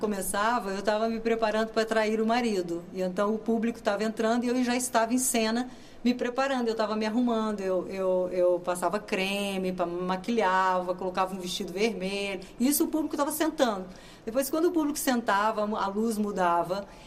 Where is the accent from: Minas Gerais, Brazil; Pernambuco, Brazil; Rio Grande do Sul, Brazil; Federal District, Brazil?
Minas Gerais, Brazil; moved away as an adult; now in Portugal; Eu sou de Minas Gerais, mas eu vivo aqui há mais de 30 anos.